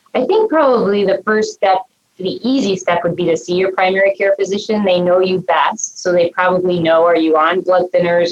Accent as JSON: {"language": "English", "town": "Cincinnati", "region": "Ohio", "country": "United States", "tie": "born or raised there", "also_born_or_lived": "Minnesota", "lives_now": "Cleveland, United States"}